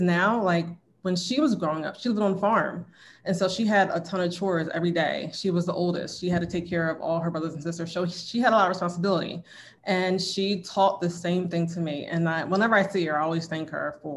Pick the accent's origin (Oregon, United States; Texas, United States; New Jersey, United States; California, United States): New Jersey, United States; Willingboro; I'm from New Jersey. I lived in Willingboro.